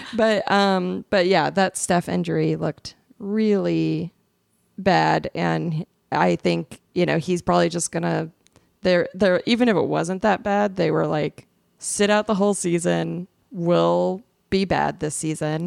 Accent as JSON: {"language": "English", "town": "Phoenix", "region": "Arizona", "country": "United States", "said": "I'm from Phoenix. I'm a Suns fan"}